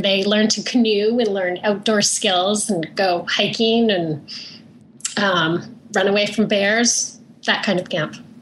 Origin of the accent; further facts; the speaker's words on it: Canada; I grew up in Canada, so I went to camp just outside of Vancouver